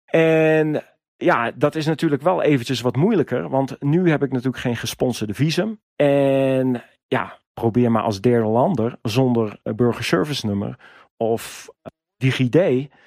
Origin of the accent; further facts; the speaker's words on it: Netherlands; als Nederlander kom je daar eigenlijk heel moeilijk tussen bij de bergwacht.